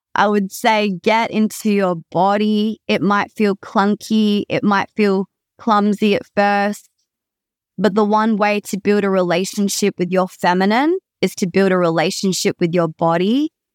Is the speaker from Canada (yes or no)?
no; Perth, Western Australia, Australia; I am from Perth, Western Australia, born and bred